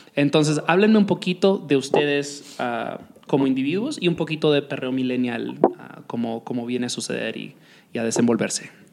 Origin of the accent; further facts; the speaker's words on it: Dominican Republic; moved away; me crié en la República Dominicana cuando el reggaetón recién estaba entrando en su, apogeo